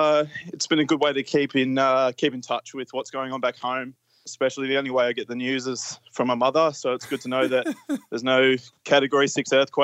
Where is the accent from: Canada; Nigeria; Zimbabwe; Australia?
Australia; moved away as an adult; now in Malta; I'd only just moved from Australia to Malta in February